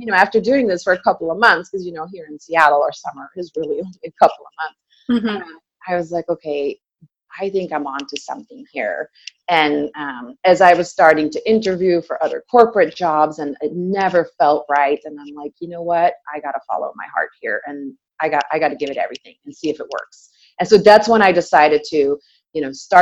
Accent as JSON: {"language": "English", "country": "Belgium", "moved": "yes", "said": "I'm originally from Belgium, and I came to the country in 97"}